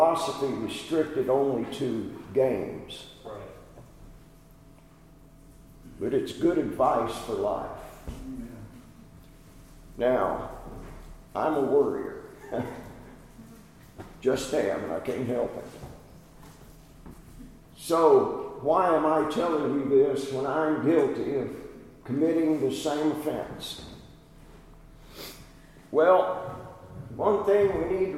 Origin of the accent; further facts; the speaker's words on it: California, United States; moved away; I grew up in California